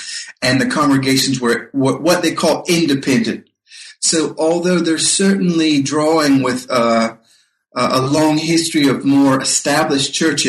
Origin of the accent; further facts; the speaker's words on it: North Carolina, United States; When I was a boy growing up in North Carolina, my father had a big Grundig German radio that he brought back from his time when he was serving in the army in Europe.